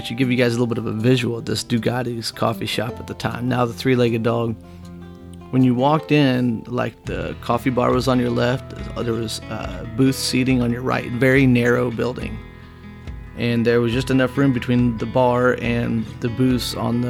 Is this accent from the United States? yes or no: yes; Whitehall, Illinois, United States; also born or lived in Ottawa, Illinois; Moved back to my hometown of Whitehall